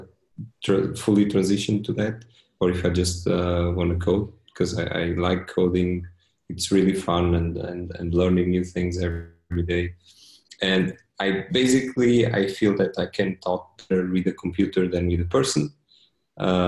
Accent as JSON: {"language": "English", "country": "Portugal", "also_born_or_lived": "Switzerland", "said": "that's where I'm from"}